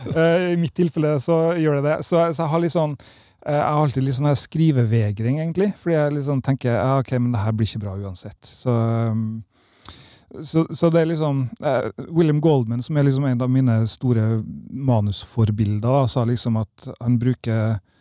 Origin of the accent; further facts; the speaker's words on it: Kristiansund, Møre og Romsdal, Norway; moved away; also born or lived in Lillehammer; i Kristiansund, der jeg vokste opp